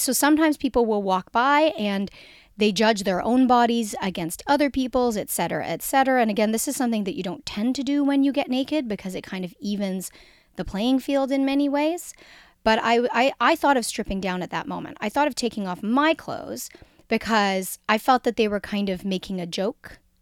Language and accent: English; Jamaica; I'm Jamaican